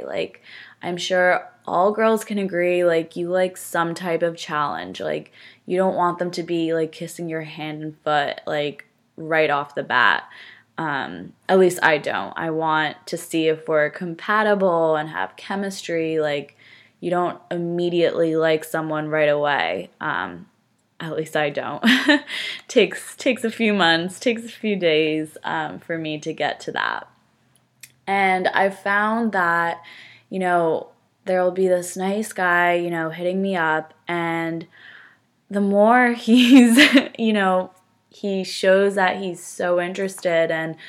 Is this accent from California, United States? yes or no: no; New Jersey, United States; now in Stamford, United States; So I am from Northern New Jersey. No accent, hopefully. I went to school at Fairfield University, which is in Connecticut.